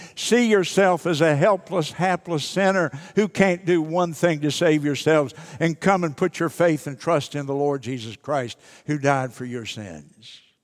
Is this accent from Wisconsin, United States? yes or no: no; southeastern West Virginia, United States; I was born in West Virginia, southeastern West Virginia, on a little ten-acre farm